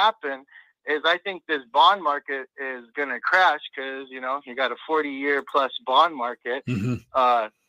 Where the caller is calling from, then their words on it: Pacoima, California, United States; from Pacoima, California.